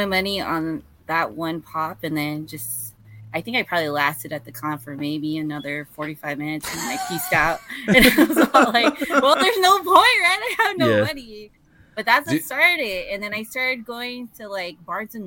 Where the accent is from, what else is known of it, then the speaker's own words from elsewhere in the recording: San Diego, California, United States; I'm born and raised in San Diego